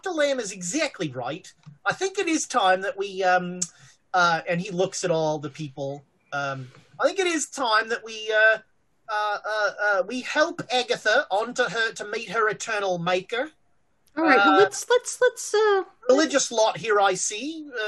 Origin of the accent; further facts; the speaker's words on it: Australia; I'm an Australian. I come from a continent where everything on the continent is trying to kill you.